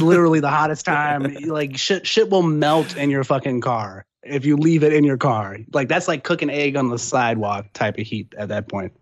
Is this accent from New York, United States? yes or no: no; San Antonio, Texas, United States; now in Austin, United States; I'm originally from San Antonio, but that's a stone's throw, you know, from Austin.